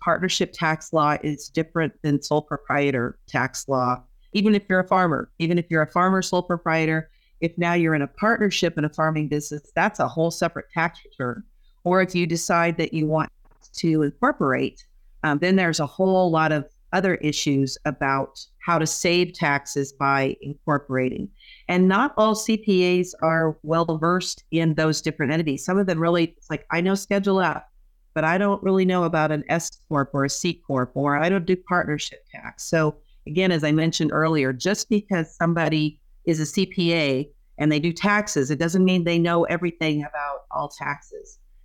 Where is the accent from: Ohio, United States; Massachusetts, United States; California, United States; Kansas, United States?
Kansas, United States; moved away as an adult; also born or lived in Saint Louis, Missouri; now in Nebraska, United States; I grew up in Kansas